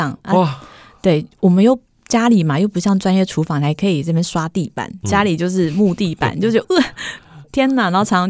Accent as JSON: {"language": "Chinese", "region": "Chiayi", "country": "Taiwan", "lives_now": "Taipei, Taiwan", "said": "那我是北漂上来，我以前是嘉我是嘉义人，我在台北一个亲戚都不认识"}